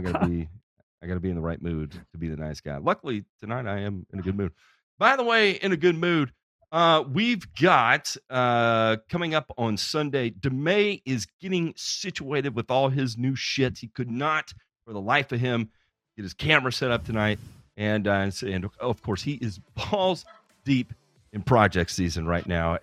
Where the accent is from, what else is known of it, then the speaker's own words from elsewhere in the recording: Memphis, Tennessee, United States; in Memphis, Tennessee, which is actually my hometown, and uh, I was born and raised there